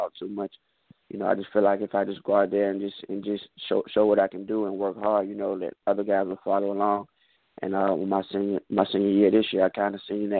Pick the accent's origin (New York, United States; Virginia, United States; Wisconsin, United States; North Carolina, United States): Virginia, United States; Richmond; right now I'm home in Richmond, Virginia, training right now